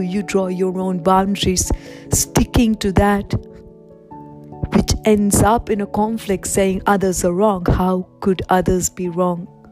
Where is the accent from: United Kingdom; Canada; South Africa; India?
India; now in Australia; I was born in India